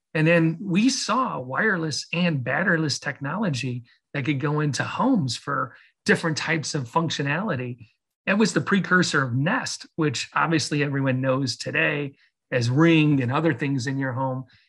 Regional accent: Chicago, Illinois, United States; moved away as an adult; also born or lived in Michigan; I grew up in Chicago. I'm a Midwest person

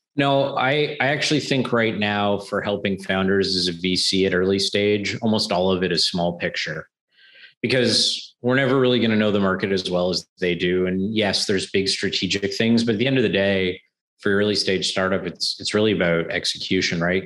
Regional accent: Canada; as a Canadian

